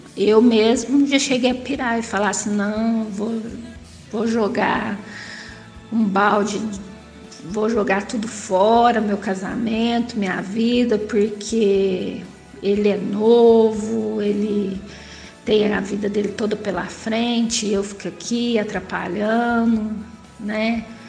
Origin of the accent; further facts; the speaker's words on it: interior of São Paulo, Brazil; Sou do interior de São Paulo